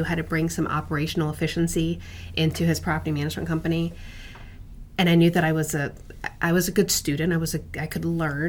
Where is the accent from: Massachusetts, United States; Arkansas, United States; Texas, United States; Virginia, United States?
Virginia, United States; I am an Army brat, so I grew up on military bases throughout the country. But we settled in Northern Virginia, and once my dad retired and we settled up here, just never felt the need to leave.